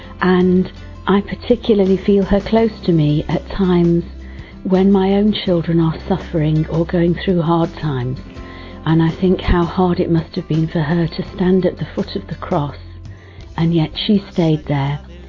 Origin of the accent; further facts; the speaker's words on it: England, United Kingdom; I'm from England.